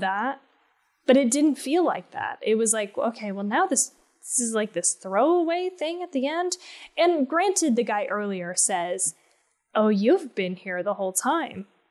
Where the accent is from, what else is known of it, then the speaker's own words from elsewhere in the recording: Colorado, United States; I grew up in Colorado